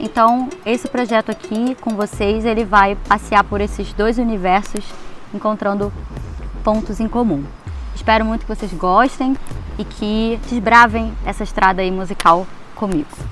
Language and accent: Portuguese; Rio de Janeiro, Brazil; Rio de Janeiro, que é o meu ponto de partida, é o lugar onde eu nasci, é o lugar onde eu né, mais me sinto em casa